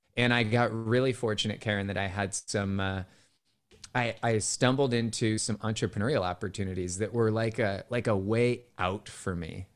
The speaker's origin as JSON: {"language": "English", "town": "Cupertino", "region": "California", "country": "United States", "tie": "born or raised there", "said": "my hometown as a kid was Cupertino, California"}